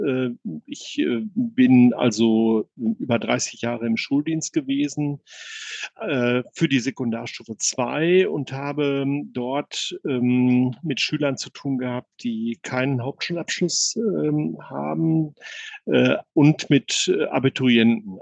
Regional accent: Bielefeld, North Rhine-Westphalia, Germany; also born or lived in Wewelsburg; als Bielefelder meine große Leidenschaft zu Arminia entdeckt

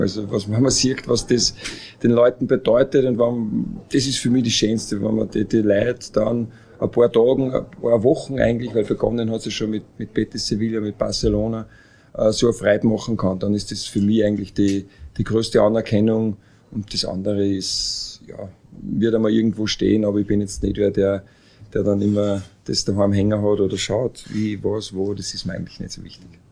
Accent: Upper Austria, Austria; Oberösterreich ist meine Heimat in Redau, wohne weiterhin da.

